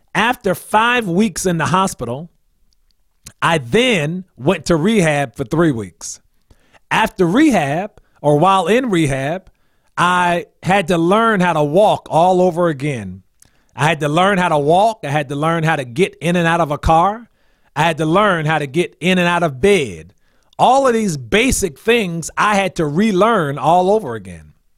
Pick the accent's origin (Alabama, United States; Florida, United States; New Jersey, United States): New Jersey, United States; New Brunswick; moved away as an adult; also born or lived in Washington, D.C.; I am from New Brunswick, New Jersey, and, uh, that's somewhat central New Jersey